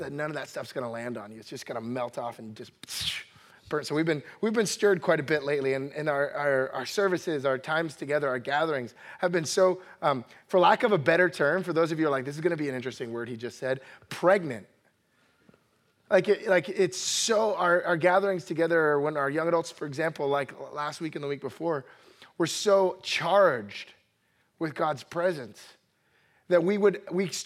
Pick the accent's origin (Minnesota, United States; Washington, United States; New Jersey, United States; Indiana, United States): New Jersey, United States; I'm originally from New Jersey, grew up in a Puerto Rican family.